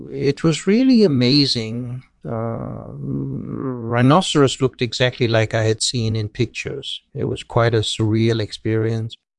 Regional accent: Denmark; I grew up in Denmark, and I majored in mathematics at university.

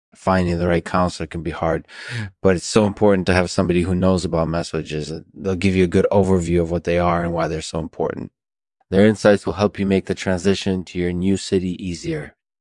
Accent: Seattle, Washington, United States; moved away as an adult; now in Los Angeles, United States; I'm from Seattle originally, and so when I moved to Los Angeles a few years ago

